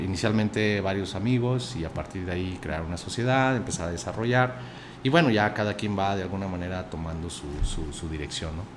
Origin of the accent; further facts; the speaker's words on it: Aguascalientes, Mexico; also born or lived in Jerez, Zacatecas / Calvillo / Mexico City; a mí me registraron en, en, Jerez, Zacatecas, pero pues toda mi infancia, a los, hasta los 6 años, a los 8 años, recuerdo, fue En Calvillo